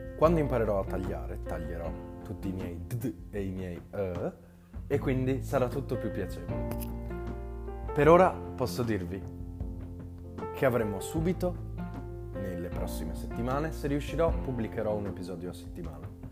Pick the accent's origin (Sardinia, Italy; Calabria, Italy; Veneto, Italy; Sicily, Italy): Veneto, Italy; Vittorio Veneto; sono del Veneto, di Vittorio Veneto